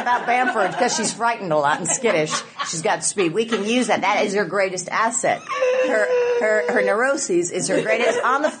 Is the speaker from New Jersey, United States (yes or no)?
yes; New Jersey, United States; also born or lived in Houston, United States; I grew up in New Jersey and Houston.